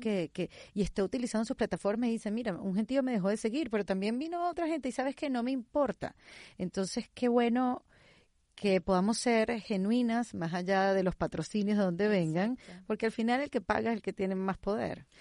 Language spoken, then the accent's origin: Spanish; Venezuela; first language Spanish; now in Miami, United States